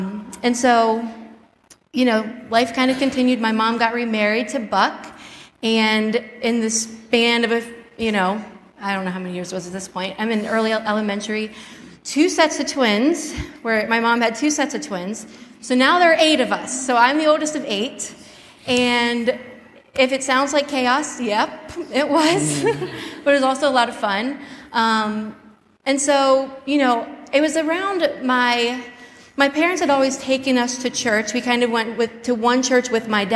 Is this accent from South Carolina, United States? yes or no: yes; Spartanburg, South Carolina, United States; moved away; I was born in Spartanburg, South Carolina, to my parents, Bill and Lisa